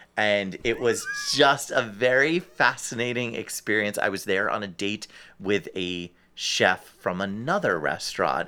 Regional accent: New Jersey, United States; now in Cleveland, United States; I'm from New Jersey

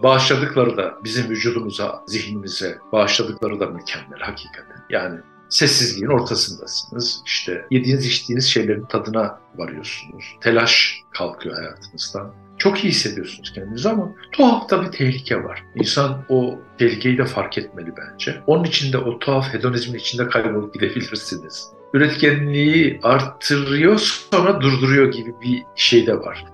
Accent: Avanos, Nevşehir, Turkey; moved away as an adult; also born or lived in Ankara / Urla; now in Istanbul, Turkey; Efendim ben Avanosluyum. Avanos Kapadokya'da bir küçük kasaba. 59 doğumluyum.

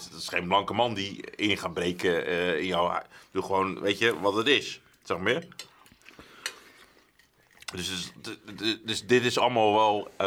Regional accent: Westland, South Holland, Netherlands; kom uit Westland.

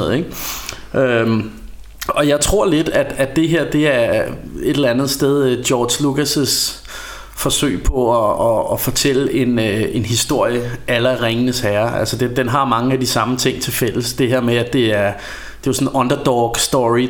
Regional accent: Ringsted, Zealand, Denmark; vi kommer jo fra Ringsted

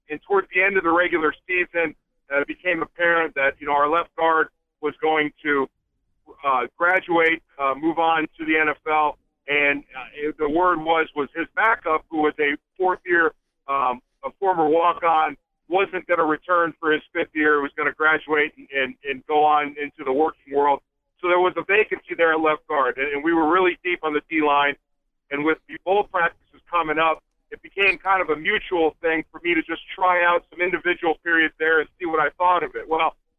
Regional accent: Florida, United States; That's probably the number one question I get growing up in Florida, like you said.

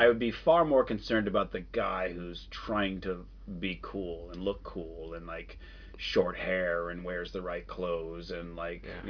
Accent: Phoenix, Arizona, United States; I grew up in Phoenix.

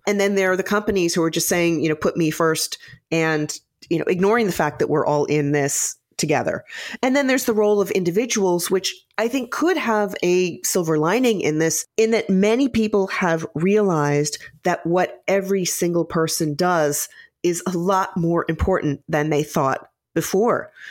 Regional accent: Midwest, United States; I, I grew up in the Midwest

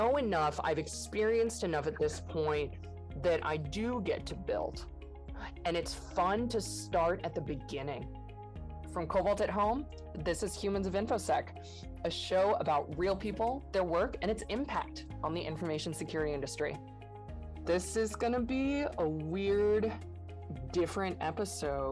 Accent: San Francisco, California, United States; moved away as an adult; now in Pacific Northwest, United States; I grew up in San Francisco and I was like the San Francisco kid.

